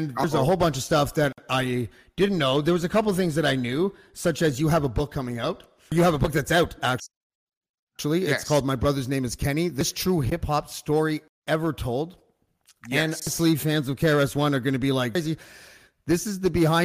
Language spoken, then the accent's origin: English; Canada; I'm from Canada. I'm obviously a white dude, and like the suburbs